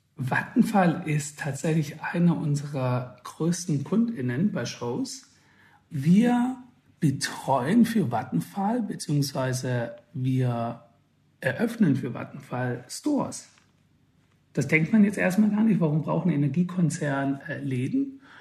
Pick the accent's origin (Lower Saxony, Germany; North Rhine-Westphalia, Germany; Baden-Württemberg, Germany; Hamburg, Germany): Baden-Württemberg, Germany; Swabia; ich bin aus dem Schwabenländle